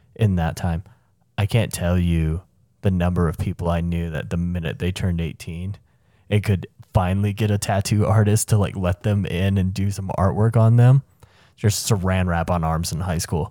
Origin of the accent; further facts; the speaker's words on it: the South, United States; where I grew up in the South